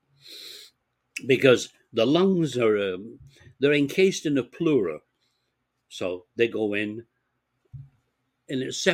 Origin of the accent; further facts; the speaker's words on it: Bolton, North West England, United Kingdom; moved away; growing up in England